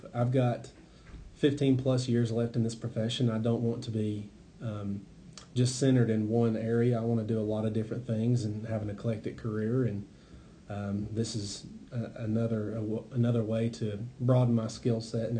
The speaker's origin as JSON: {"language": "English", "town": "Waynesville", "region": "North Carolina", "country": "United States", "tie": "born or raised there", "also_born_or_lived": "Carteret County, North Carolina", "moved": "as an adult", "said": "I'm extremely local. I was raised in Maggie and then Bethel and Waynesville. I went to Jonathan Valley Elementary through Waynesville Middle School and then graduated from Tuscola High School in 2004."}